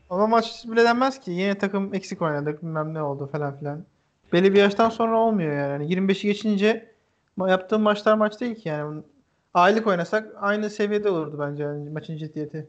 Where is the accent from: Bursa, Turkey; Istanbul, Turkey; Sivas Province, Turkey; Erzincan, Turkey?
Erzincan, Turkey; bizim şimdi Erzincanlıyım ben. Babam da, e, orada bir köyünden işte Erzincan'ın